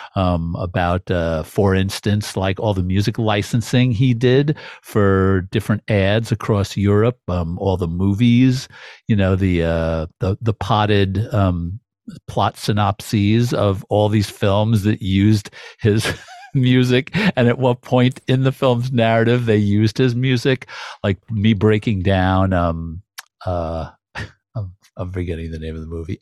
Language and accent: English; New York City, New York, United States; also born or lived in Brooklyn / Manhattan; as a New Yorker myself, as somebody who grew up in Queens